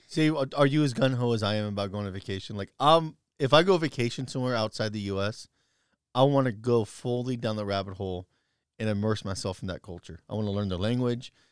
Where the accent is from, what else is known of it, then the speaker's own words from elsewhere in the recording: United States; as an American